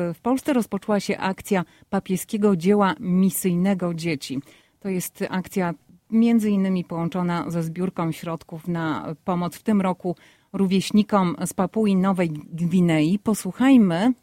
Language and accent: Polish; Poland; now in United States; Wszyscy my, którzy mieszkamy w Stanach Zjednoczonych, a pochodzimy z Polski